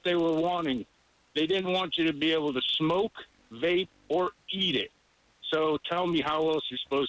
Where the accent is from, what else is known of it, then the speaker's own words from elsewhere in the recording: Connecticut, United States; moved away; I'm originally from Connecticut.